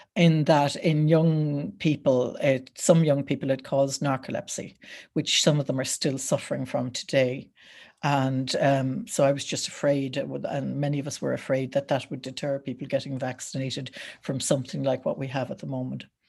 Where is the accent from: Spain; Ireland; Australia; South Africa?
Ireland; Wexford, Leinster; I'm from Wexford